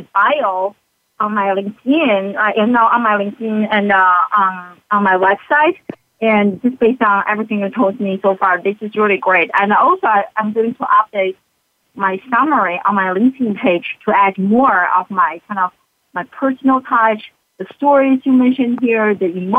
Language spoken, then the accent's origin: English; China; also born or lived in Philadelphia, United States; now in South Korea; I struggled as a kid growing up in China